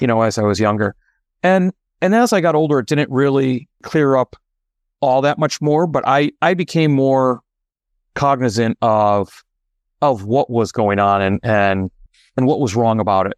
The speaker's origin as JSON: {"language": "English", "region": "Connecticut", "country": "United States", "tie": "born or raised there", "also_born_or_lived": "Oregon", "moved": "as an adult", "lives_now": "Massachusetts, United States", "said": "I am originally from Oregon, and I now reside in Massachusetts by way of Connecticut."}